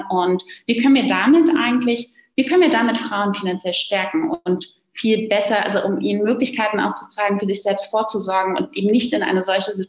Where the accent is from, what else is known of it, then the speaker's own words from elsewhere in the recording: Berlin, Germany; born there; Und jetzt bin ich gebürtige Berlinerin und äh, da kennt man das so noch aus den 90er Jahren mit den Punks vor den U-Bahn-Eingängen